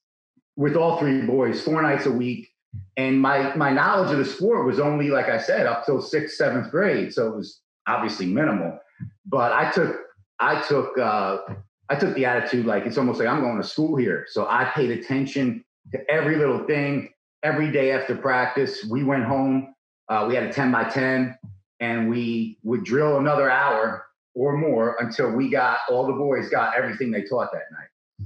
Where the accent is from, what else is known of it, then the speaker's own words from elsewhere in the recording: Orange County, New York, United States; also born or lived in Yonkers, New York / Texas / New Jersey; now in Stillwater, United States; I was born in Yonkers. And then we moved up. After my sister was born, we moved up to Orange County.